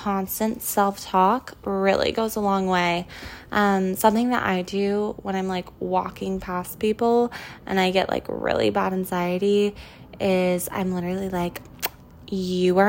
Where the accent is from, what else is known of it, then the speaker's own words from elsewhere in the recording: California, United States; now in New York City, United States; growing up in California